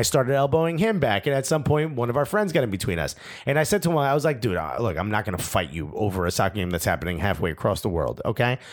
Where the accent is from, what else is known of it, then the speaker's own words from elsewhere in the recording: United States; as an American